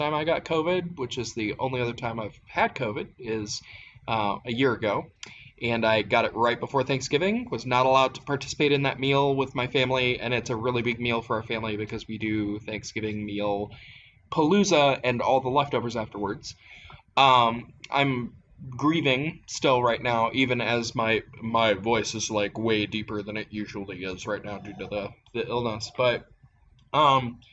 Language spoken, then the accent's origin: English; Appalachia, United States; growing up in Appalachia